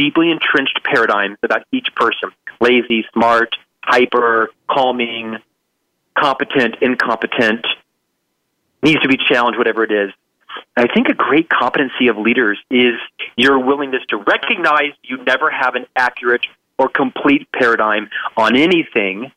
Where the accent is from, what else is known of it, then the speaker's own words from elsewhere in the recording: Orlando, Florida, United States; I was raised in the East Coast. I'm from Orlando, Florida, middle-class parents